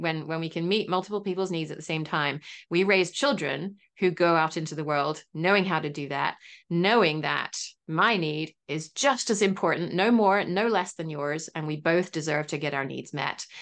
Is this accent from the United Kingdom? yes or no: yes; England, United Kingdom; moved away; I am English originally